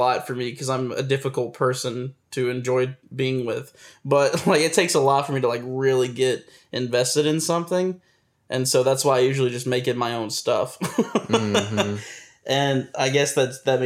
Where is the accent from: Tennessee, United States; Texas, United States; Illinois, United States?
Tennessee, United States; I'm from Tennessee